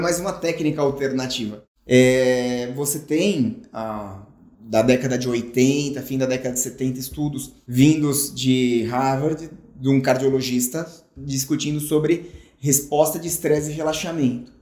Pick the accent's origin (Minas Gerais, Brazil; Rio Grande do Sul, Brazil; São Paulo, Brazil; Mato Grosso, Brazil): São Paulo, Brazil; moved away; quando eu era menino, morava aí em São Paulo